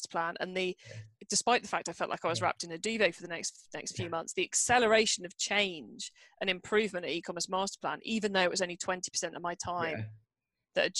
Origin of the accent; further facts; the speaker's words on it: Cornwall, South West England, United Kingdom; moved away as an adult; I live in and I grew up in a remote part of the UK called Cornwall, which is down in the far southwest corner